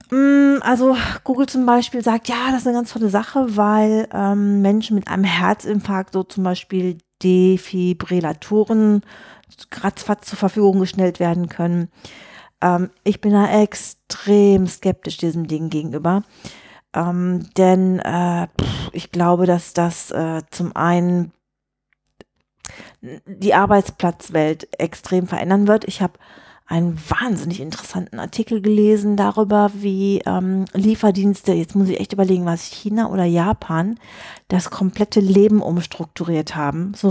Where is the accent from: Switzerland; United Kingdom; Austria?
United Kingdom; England; German is a second language; Ich würde sagen, als Engländer, I'm amused.